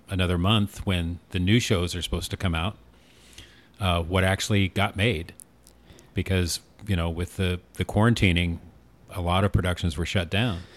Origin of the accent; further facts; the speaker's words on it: Newport, Oregon, United States; now in Arizona, United States; I grew up in Newport, Oregon